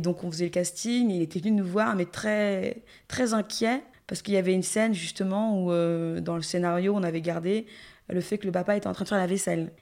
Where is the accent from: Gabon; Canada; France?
Gabon; en tant que gabonaise qui a entendu depuis l'enfance toutes les histoires terribles qu'on avait euh, autour de Mami Wata